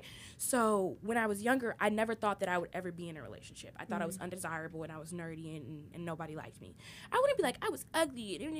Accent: Trinidad & Tobago; And I'm also ethnically diverse. I'm Trinidadian.

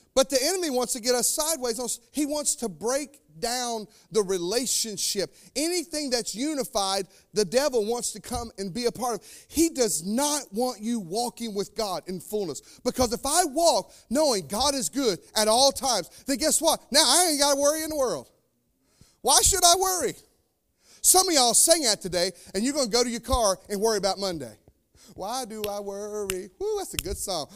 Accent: North Carolina, United States; now in Indiana, United States; I'm from North Carolina. It's snake country.

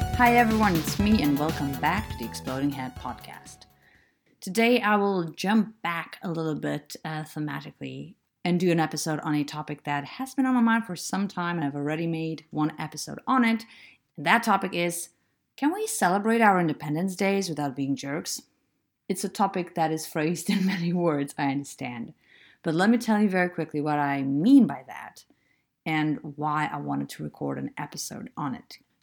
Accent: Lithuania; moved away; I'm from Lithuania.

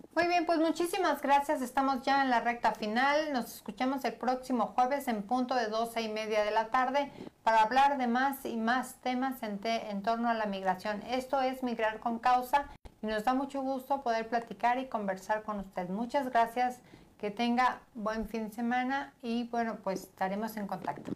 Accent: Veracruz, Mexico; now in Puebla, Mexico; yo en lo personal no soy de Puebla, soy de Veracruz, sin embargo ya vine a Puebla, ya me quedé, ya tengo mi familia aquí

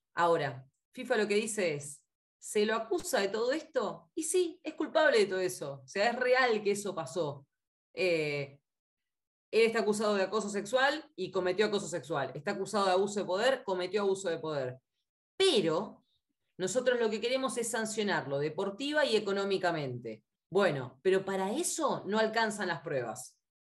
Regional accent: Argentina

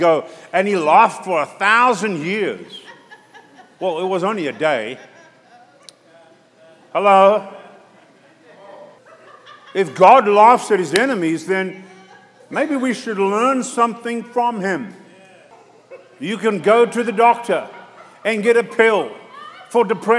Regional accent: South Africa; moved away; my brother's church back in South Africa

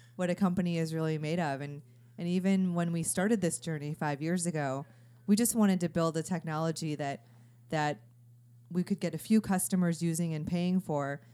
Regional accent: Chicago, Illinois, United States; moved away as an adult; also born or lived in Stanford, California; I'm from Chicago, and I remember being a junior in high school

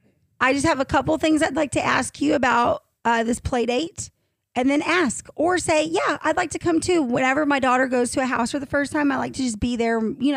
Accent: Fayetteville, Arkansas, United States; also born or lived in Zinc, Arkansas; I was born in Fayetteville.

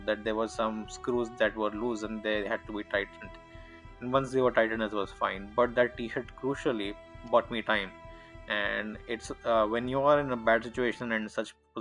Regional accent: India; very normal, very Indian, lower middle class upbringing

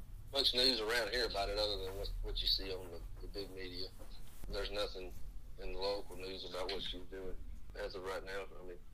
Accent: the South, United States; where we're from the South

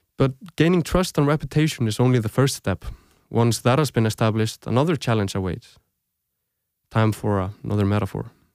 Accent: Reykjavík, Capital Region, Iceland; moved away as an adult; also born or lived in Aarhus, Denmark; now in Denmark; I grew up in Reykjavík, Iceland. I lived there most of my life

